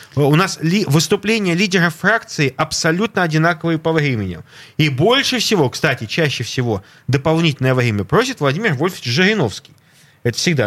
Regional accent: Saint Petersburg, Russia; я петербуржец, я живу в Европе

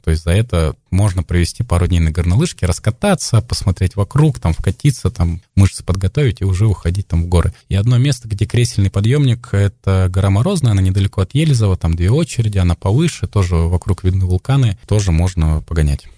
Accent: Kamchatka Krai, Russia; also born or lived in Bashkortostan; вот с младенчества я живу на Камчатке, ну, в общем-то, местный, то есть я никуда не приезжал, я там был

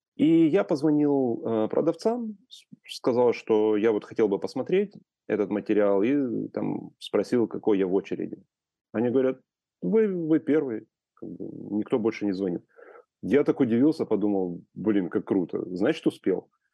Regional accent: Ukraine; moved away as an adult; also born or lived in Kyiv; я вырос в Украине и прожил до 2012 года в Украине

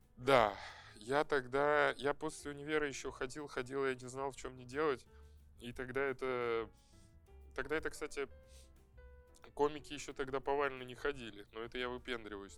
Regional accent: Saint Petersburg, Russia; moved away as an adult; now in Moscow, Russia; Я там прожил, я там родился и прожил

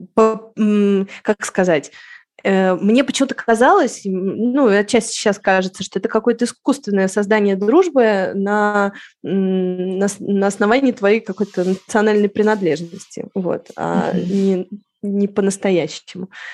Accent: Moscow, Russia; moved away as an adult; now in Madrid, Spain; я в Москву, Москву уже не, не чувствую своим домом. Это моя родина

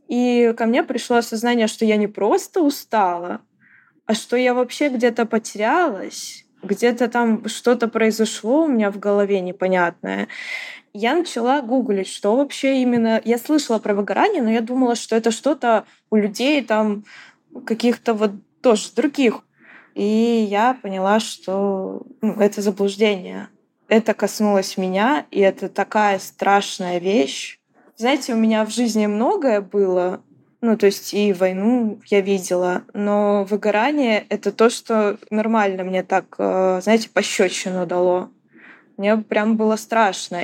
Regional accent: Ukraine; moved away as an adult; я украинка, и я вынужденная эмигрантка

